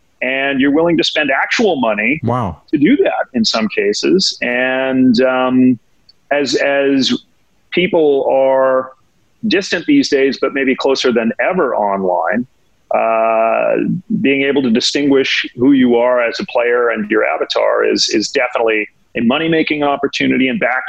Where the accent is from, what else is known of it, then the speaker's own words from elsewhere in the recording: New York, United States; And as a New Yorker, that's going to be tough. Right. I've been here a long time, you know, over 30 years